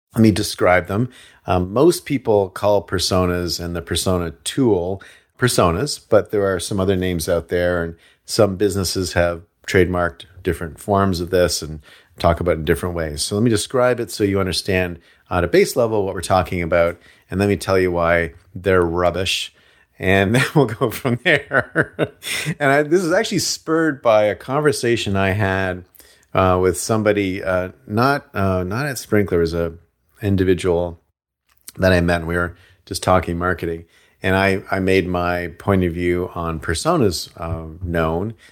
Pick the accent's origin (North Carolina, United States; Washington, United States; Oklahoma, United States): Washington, United States; Seattle; moved away; I came from Seattle.